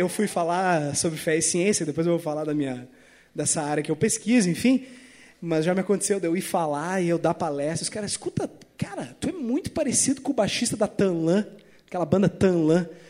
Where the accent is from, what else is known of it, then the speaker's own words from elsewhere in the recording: Porto Alegre, Rio Grande do Sul, Brazil; now in Florianópolis, Brazil; Eu sou de Porto Alegre, né? Eu moro em Floripa, mas eu sou originalmente de Porto Alegre